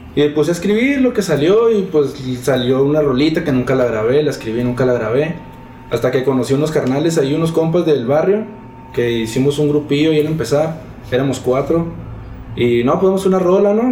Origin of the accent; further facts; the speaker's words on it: Chihuahua, Mexico; rapero de Chihuahua Capital